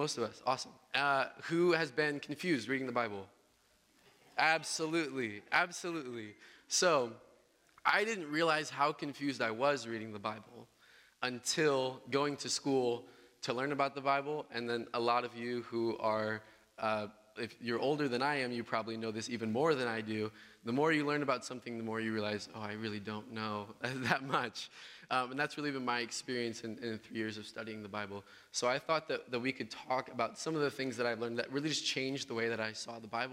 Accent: Southern Illinois, United States; moved away as an adult; I'm from Southern Illinois. I'm from a small town called Cartlandville

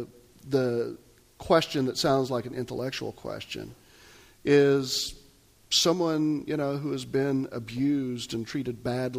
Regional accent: Kansas, United States; That's when I was growing up in Kansas.

